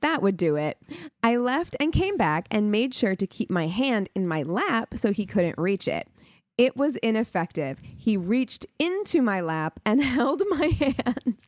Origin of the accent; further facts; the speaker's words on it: New Mexico, United States; I'm from New Mexico